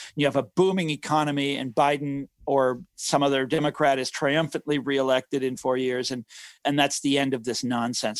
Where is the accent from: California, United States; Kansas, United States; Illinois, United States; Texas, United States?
Kansas, United States; Johnson County; I grew up in Johnson County, Kansas. This is the affluent suburbs